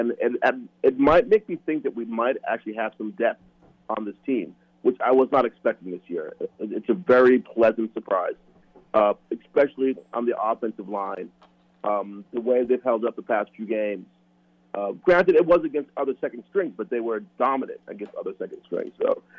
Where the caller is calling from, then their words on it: Minneapolis, Minnesota, United States; from Minneapolis.